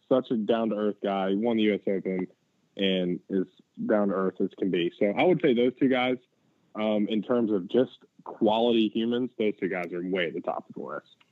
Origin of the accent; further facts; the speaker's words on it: Chattanooga, Tennessee, United States; moved away as an adult; also born or lived in Athens, Georgia; now in Sea Island, United States; I grew up in Chattanooga, lived there until I went to Athens, and then moved down here to Sea Island.